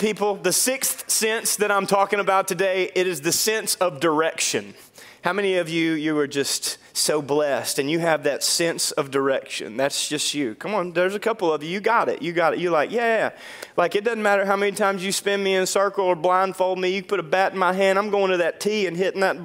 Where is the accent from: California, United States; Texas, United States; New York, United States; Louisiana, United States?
Louisiana, United States; Dorcheat Bayou, North; I grew up on the Dorchit Bayou